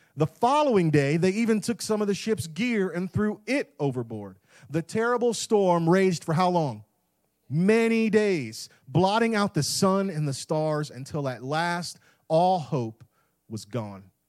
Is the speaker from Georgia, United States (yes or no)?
no; Tampa Bay area, West Central Florida, United States; moved away as an adult; now in Clarksville, United States; I grew up in West Central Florida in the Tampa Bay area